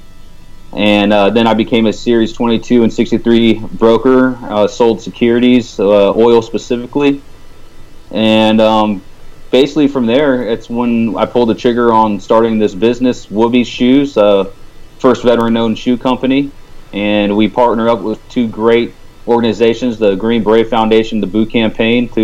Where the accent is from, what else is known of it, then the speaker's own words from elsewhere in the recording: California, United States; moved away as an adult; also born or lived in East Coast; now in Dallas, United States; I'm originally from California, born and raised